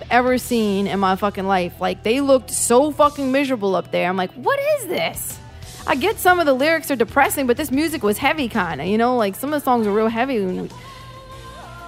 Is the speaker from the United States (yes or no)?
yes; West Bank, Louisiana, United States; I'm from the West Bank